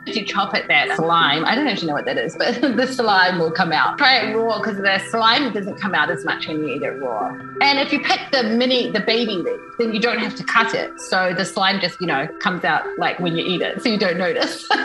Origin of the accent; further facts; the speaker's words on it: Auckland, New Zealand; moved away as an adult; now in Taiwan; I'm originally from New Zealand, from Auckland, and I've been in Taiwan coming uh, about 12 years